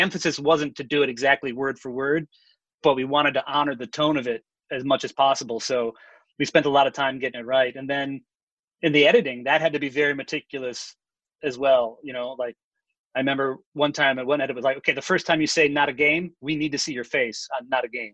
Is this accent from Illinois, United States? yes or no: yes; Chicago, Illinois, United States; I'm from Chicago